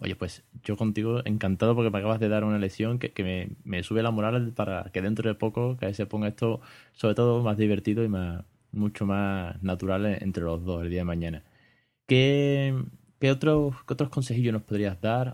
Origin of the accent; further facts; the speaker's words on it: Spain; de España en este caso, que es de donde yo soy